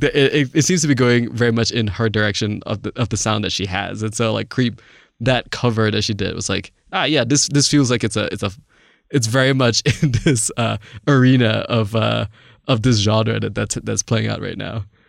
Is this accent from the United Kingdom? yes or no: no; Malaysia; moved away; I didn't grow up in the States. I, I grew up in Malaysia.